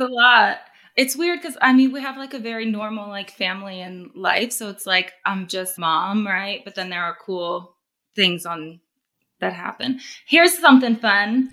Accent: Corona, California, United States; I'm from Corona, California, Southern California. Grew up around Orange County, Inland Empire, around there

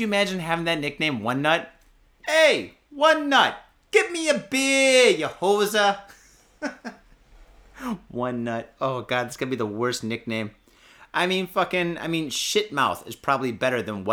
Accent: Michigan, United States; now in Japan; I'm from Michigan.

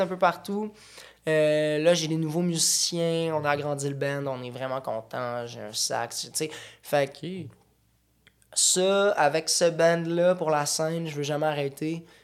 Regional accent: Boucherville, Quebec, Canada; On vient de la Rive-Sud. Moi, je viens de Boucherville

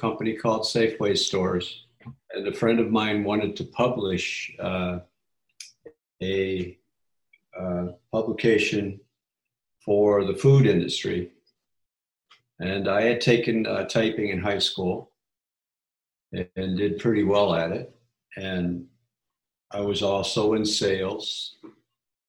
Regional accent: Chicago, Illinois, United States; I was born in Chicago, almost downtown, at what is now Northwestern

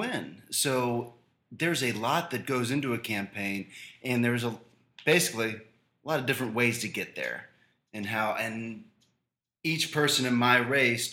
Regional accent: Fort Thomas, Kentucky, United States; I grew up on Rossmore, which is only like three blocks away from where Mr. Fisher lives now

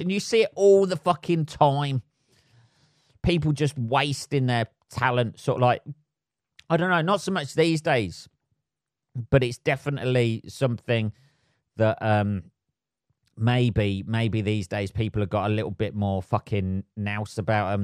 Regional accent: England, United Kingdom; I am English

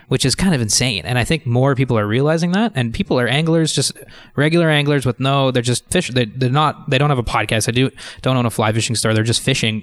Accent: Ottawa, Ontario, Canada; I grew up in Ottawa

